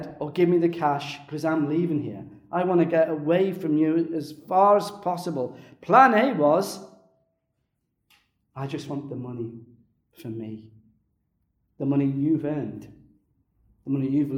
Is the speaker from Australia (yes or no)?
no; Liverpool, North West England, United Kingdom; I was brought up in Liverpool